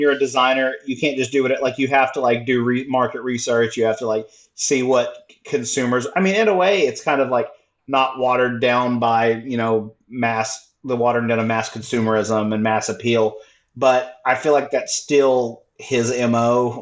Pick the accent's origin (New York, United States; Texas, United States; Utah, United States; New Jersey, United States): Texas, United States; I'm from Texas